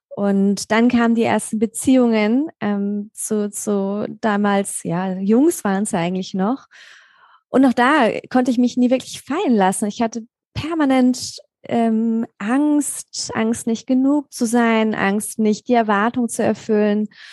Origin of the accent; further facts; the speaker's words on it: Mainz, Rhineland-Palatinate, Germany; moved away as an adult; now in Black Forest area, Germany; ursprünglich komme ich aus Mainz oder besser gesagt aus der Nähe von Mainz